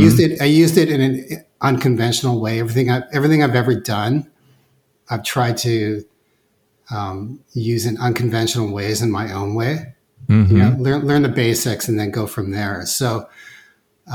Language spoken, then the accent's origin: English; Vancouver, British Columbia, Canada; I'm born and raised in Vancouver